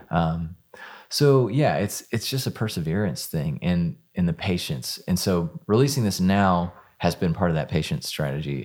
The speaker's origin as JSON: {"language": "English", "town": "Houston", "region": "Texas", "country": "United States", "tie": "born or raised there", "also_born_or_lived": "Dallas", "moved": "as an adult", "lives_now": "Nashville, United States", "said": "I, I grew up in Houston"}